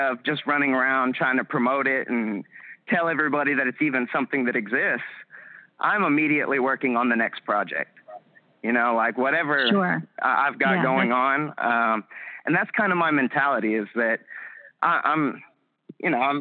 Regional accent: Huntsville, Texas, United States; back in my hometown. Yeah, back in Huntsville, Texas.

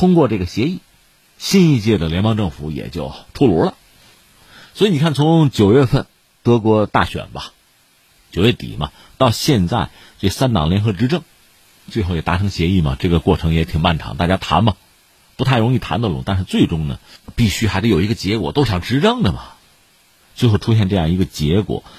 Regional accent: China; 我们中国人

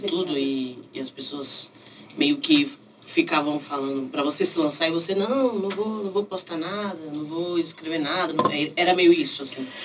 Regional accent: Brasília, Federal District, Brazil; eu sou de Brasília, então lá não tem muito essa cena do Islã

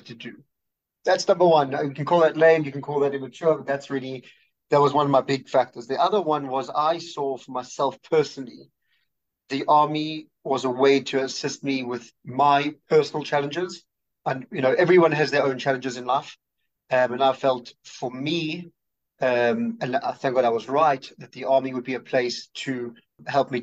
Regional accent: Johannesburg, Gauteng, South Africa; moved away as an adult; also born or lived in Australia / New York; now in Israel; I grew up in Johannesburg

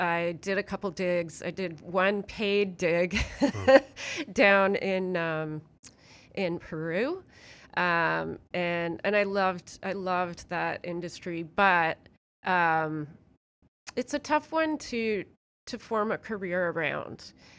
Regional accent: Hamilton, Ontario, Canada; born there; So I was born technically in Hamilton, in a hospital in Hamilton, although my parents were living in Burlington.

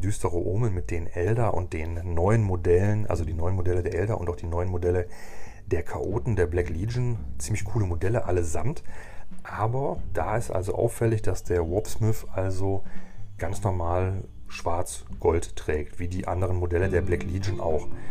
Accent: Germany

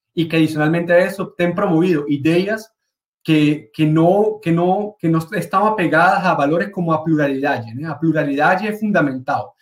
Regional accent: Venezuela

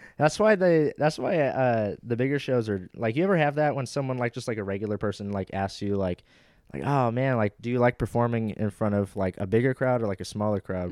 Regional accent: Los Angeles, California, United States

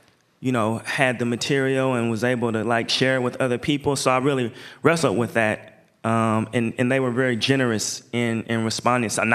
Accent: Portland, Oregon, United States; I'm from Portland.

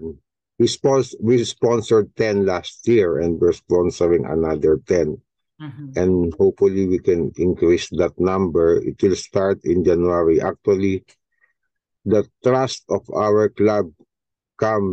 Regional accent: Pasay, Metro Manila, Philippines; I was born in Pasay, raised in Pasay. I live in Pasay for 40 years

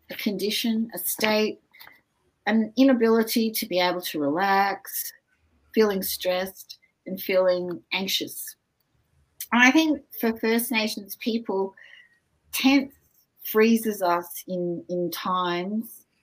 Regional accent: Wiradjuri country, Murrumbidgee River, New South Wales, Australia; now in Canberra, Australia; I belong to the Wiradjuri people um, on the Murrumbidgee River

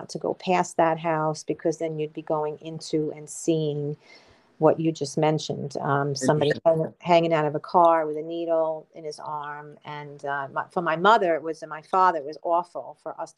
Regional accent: Mount Vernon, New York, United States; also born or lived in Connecticut; now in Stormville, United States; I am originally from Mount Vernon, New York. I grew up there in the 70s and 80s, and I stayed there until I was 24 years old

